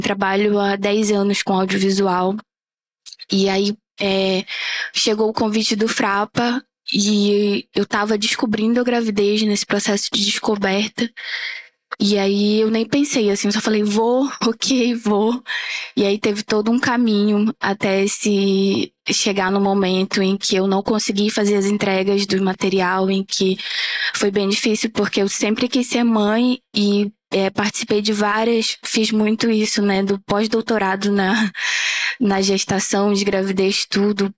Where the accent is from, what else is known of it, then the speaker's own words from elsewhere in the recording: Amapá, Brazil; E eu sou uma mulher negra da região norte, sou lá do Amapá.